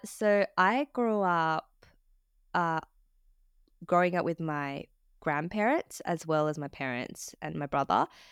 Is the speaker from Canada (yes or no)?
no; Sydney, New South Wales, Australia; I was born and raised in Australia, um, in Sydney